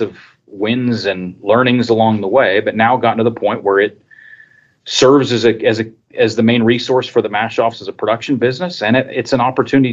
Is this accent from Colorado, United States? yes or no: yes; Colorado, United States; I grew up in Colorado, actually. I grew up on a small seed stock operation.